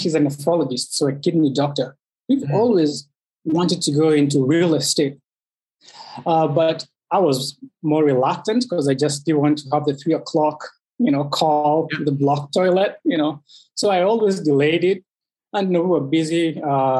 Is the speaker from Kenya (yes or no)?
yes; Kenya; moved away as an adult; also born or lived in Chicago / Rochester; now in United States; I was born and raised in Kenya